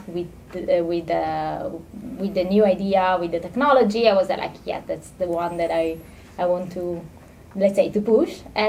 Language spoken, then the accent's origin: English; Italy; moved away as an adult; now in Netherlands; I'm originally from Italy. I studied there and then I was like thinking, okay, I want to challenge myself. And so I came to the Netherlands to do my PhD here